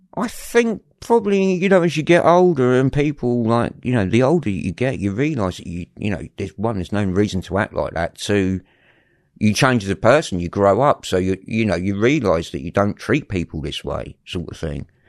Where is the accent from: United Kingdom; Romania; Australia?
United Kingdom; London; I was brought up in West London